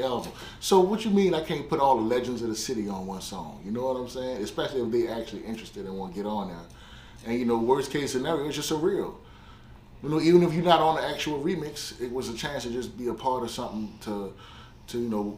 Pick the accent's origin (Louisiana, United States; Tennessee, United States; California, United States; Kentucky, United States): Louisiana, United States; New Orleans; I'm from the Night Ward. I was born and raised in the Night Ward